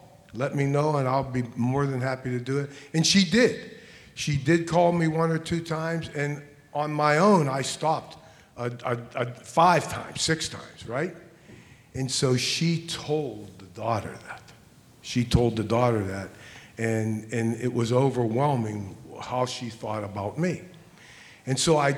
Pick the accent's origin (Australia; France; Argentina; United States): United States; Pittsburgh, Pennsylvania; I'm from Pittsburgh